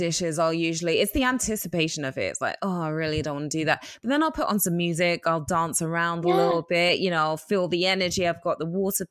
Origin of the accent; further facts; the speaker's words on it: New York, United States; I'm a New Yorker